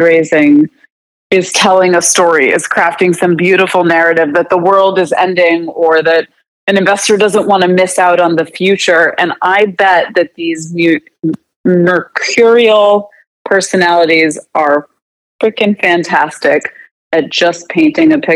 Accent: United States; also born or lived in Canada; I was going to school in Canada, and I couldn't get a job as an American

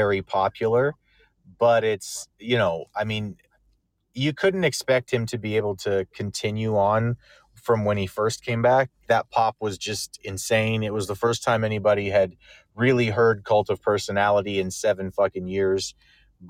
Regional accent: Canada; As a Canadian

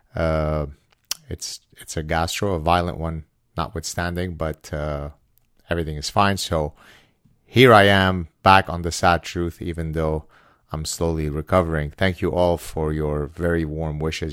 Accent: Lebanon; now in Canada; I'm from the Middle East, therefore I'm a Jew of color

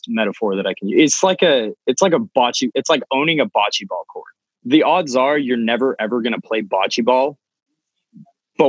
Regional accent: Alamo, California, United States; moved away as an adult; also born or lived in Danville, California; now in Santa Barbara, United States; I can't call my hometown my hometown. And I think that was kind of a realization that I struggled with, because I was raised there. I grew up there

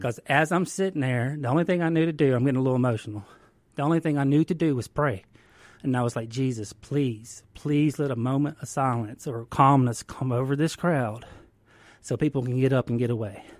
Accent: Greenville, Mississippi, United States; I'm from the Mississippi Delta, the Greenville, Washington County area.

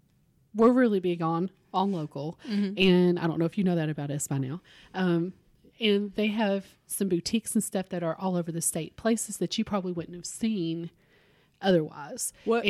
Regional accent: Kentucky, United States; this could be growing up in Harlan County and there wasn't a ton of options

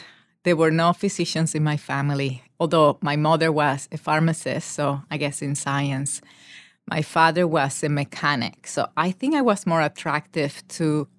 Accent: Panama; moved away as an adult; So I grew up in Panama

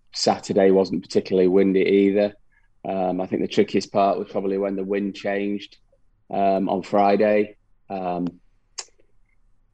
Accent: United Kingdom; being a British player

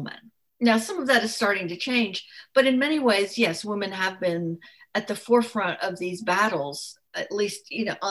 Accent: France; moved away; I grew up in France

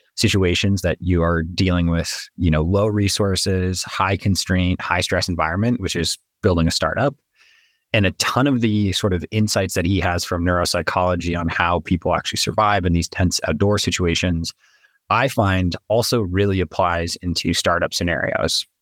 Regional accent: New Mexico, United States; I was born and raised in New Mexico

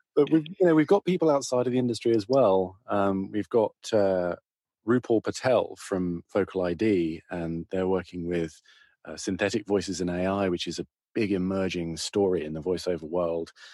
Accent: United Kingdom; moved away as an adult; now in United States; I'm a Brit

